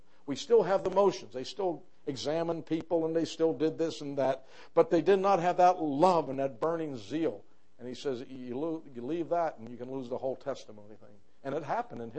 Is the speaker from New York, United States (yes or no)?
yes; New York, United States; I come from New York